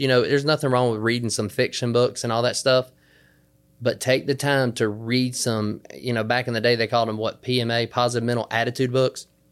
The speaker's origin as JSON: {"language": "English", "region": "the South", "country": "United States", "said": "I'm from the South, so down here in the South"}